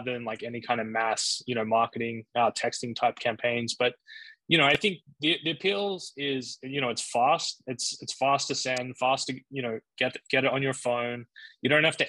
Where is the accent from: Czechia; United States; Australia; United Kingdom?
Australia; I'm originally from Australia